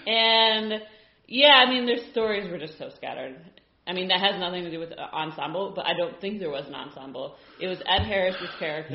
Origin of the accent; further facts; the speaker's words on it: Ireland; being Irish ourselves